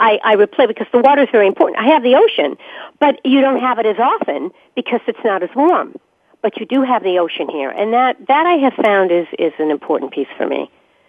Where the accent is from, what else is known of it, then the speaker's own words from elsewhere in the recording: New England, United States; moved away as an adult; also born or lived in the South (near the Outer Banks); I'm from New England originally, lived there my whole life, and then went to the South for 15 years and lived in a beautiful coastal environment on the water near the Outer Banks, not in the Outer Banks